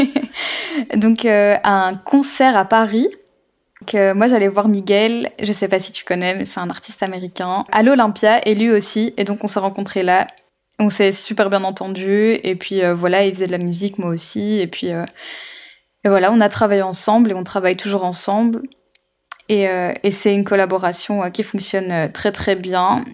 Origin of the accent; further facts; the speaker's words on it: Belgium; je vis en Belgique, donc enfin je suis belge